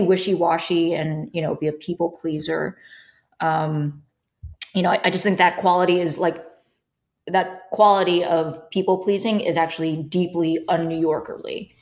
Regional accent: New York City, New York, United States; I grew up in New York

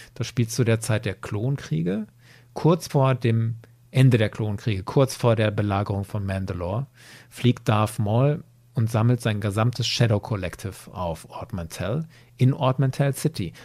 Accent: Germany; bei uns in Deutschland

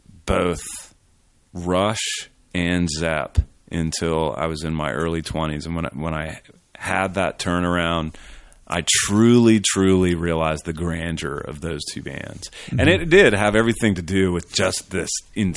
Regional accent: Richmond, Virginia, United States; born or raised there

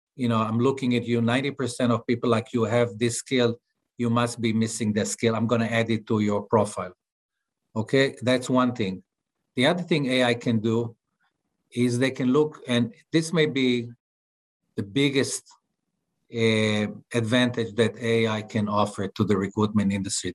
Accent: Tel Aviv, Tel Aviv District, Israel; English is a second language; as you can see from my accent, I'm not from Texas, I'm from Tel Aviv

